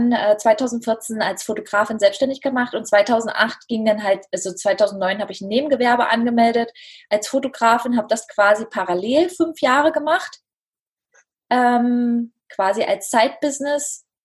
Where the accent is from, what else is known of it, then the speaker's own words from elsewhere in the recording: Dessau, Saxony-Anhalt, Germany; ich komme aus Dessau und ähm, ja, ich lebe hier mit meiner kleinen Familie